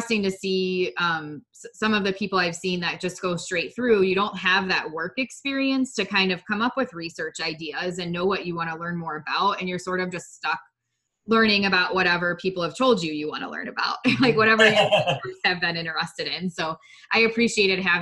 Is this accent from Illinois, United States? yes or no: no; Ohio, United States; I'm from Ohio